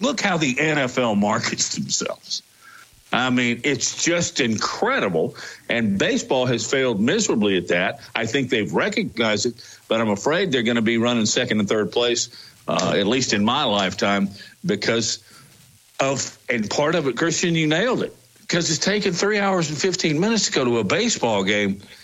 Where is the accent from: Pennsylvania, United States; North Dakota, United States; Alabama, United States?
Alabama, United States; also born or lived in Arkansas; I was born in Arkansas. I don't remember a lot of it, but then raised from about age four here in the state of Alabama